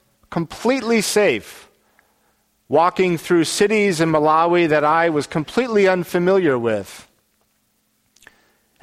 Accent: Salt Lake City, Utah, United States; the climate in which I grew up in Salt Lake a long time ago

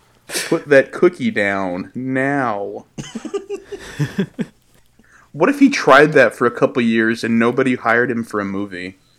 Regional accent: Midwest, United States; now in Tennessee, United States; I just moved from the Midwest to, like, the deep south of Tennessee, and my accent's already starting to change a little bit when I talk to certain people.

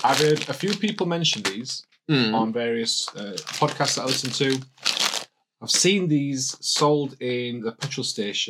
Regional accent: Yorkshire and the Humber, United Kingdom; Now, as a Yorkshireman...

